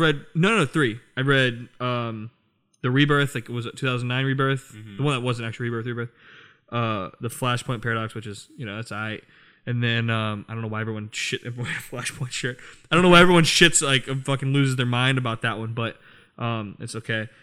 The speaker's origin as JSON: {"language": "English", "region": "Virginia", "country": "United States", "tie": "born or raised there", "said": "I have a bunch of friends from here, from my hometown in Virginia"}